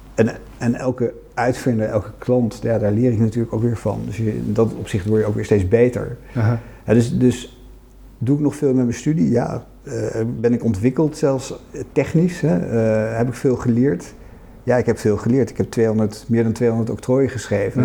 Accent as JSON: {"language": "Dutch", "town": "Oegstgeest", "region": "South Holland", "country": "Netherlands", "tie": "born or raised there", "said": "geboren in Oostgeest."}